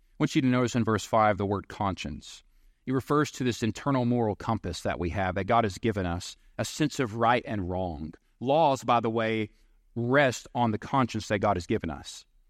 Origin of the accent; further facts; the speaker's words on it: Seven Points, Texas, United States; I grew up in Seven Points, Texas